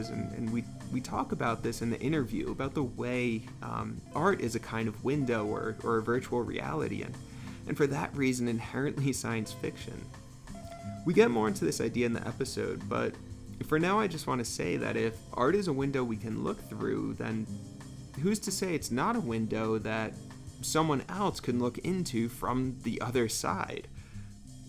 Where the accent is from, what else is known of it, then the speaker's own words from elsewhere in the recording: Northeast, United States; now in New Mexico, United States; I grew up in the Northeast where everything is much more claustrophobic